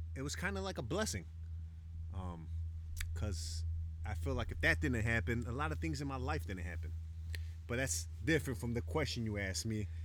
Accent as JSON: {"language": "English", "town": "Chicago", "region": "Illinois", "country": "United States", "tie": "born or raised there", "moved": "as an adult", "lives_now": "Isla Mujeres, Mexico", "said": "growing up in Chicago"}